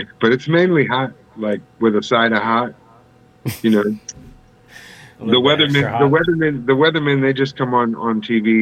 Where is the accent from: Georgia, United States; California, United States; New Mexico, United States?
California, United States; San Diego; now in Las Vegas, United States; I'm actually originally from San Diego, but I live in Vegas now